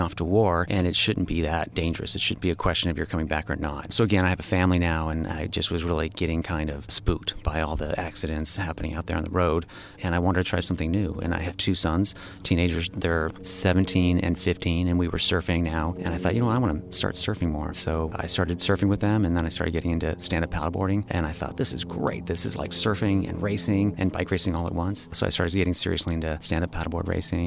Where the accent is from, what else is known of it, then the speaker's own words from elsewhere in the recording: Malibu, California, United States; also born or lived in Newport Beach, California; I grew up in Malibu in Zuma area